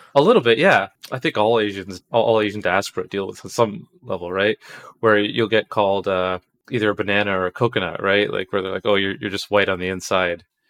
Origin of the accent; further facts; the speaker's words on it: Toronto, Ontario, Canada; I was born here